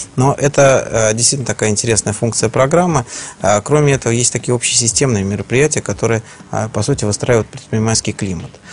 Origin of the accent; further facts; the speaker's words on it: Saint Petersburg, Russia; я как человек, который рожден в Ленинграде, в Санкт-Петербурге